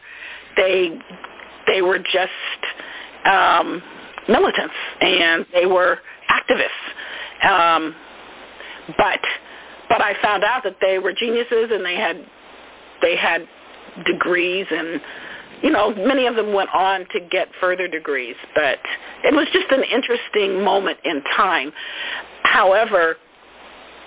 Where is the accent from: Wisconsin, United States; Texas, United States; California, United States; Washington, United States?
California, United States; Oakland; I grew up with them in East Oakland.